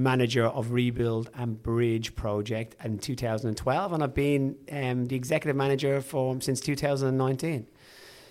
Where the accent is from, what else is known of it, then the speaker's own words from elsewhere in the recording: Dublin, Leinster, Ireland; accent: Irish; moved away as an adult; now in Australia; I was born in Dublin, raised there, spent most of my life born and bred in the north side of Dublin, and then moved to Australia about 2003